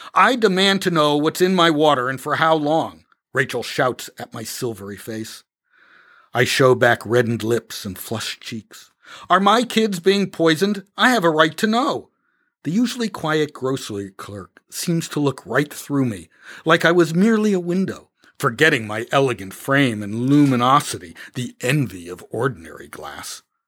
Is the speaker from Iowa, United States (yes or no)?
no; Canton, Connecticut, United States; born or raised there